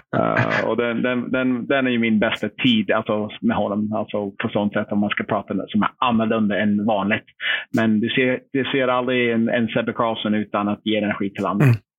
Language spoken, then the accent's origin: Swedish; United States; Swedish is a second language; moved away as an adult; also born or lived in Linköping, Sweden; now in Sweden; jag som amerikan som inte kunde språket